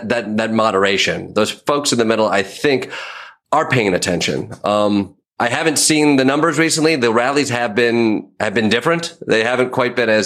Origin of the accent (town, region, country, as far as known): Michigan, United States; born or raised there